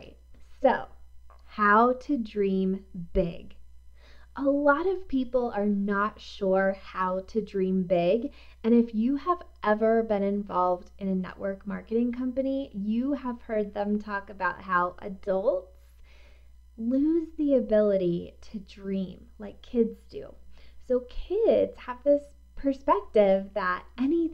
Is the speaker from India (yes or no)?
no; East Coast, United States; now in Colorado, United States; I am not originally from here. I'm from the East Coast, where fall is real